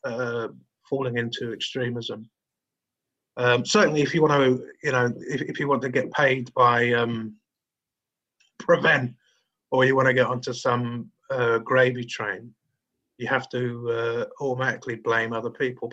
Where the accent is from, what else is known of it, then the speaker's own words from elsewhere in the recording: London, United Kingdom; I grew up in Lee, which is in Lewisham, southeast London.